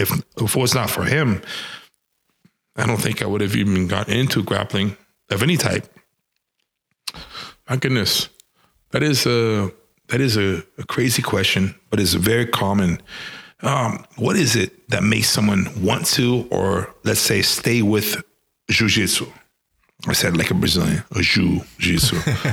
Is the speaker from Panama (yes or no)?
yes; Panama; also born or lived in Venezuela; But I grew up in Panama, and I grew up in Venezuela. Specifically in Panama, in Central America, in 1989, it was in junior high.